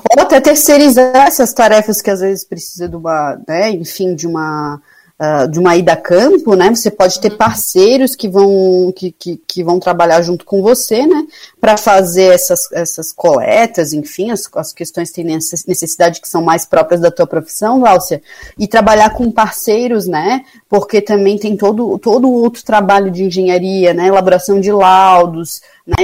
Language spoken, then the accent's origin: Portuguese; Florianópolis, Santa Catarina, Brazil; eu sou de Florianópolis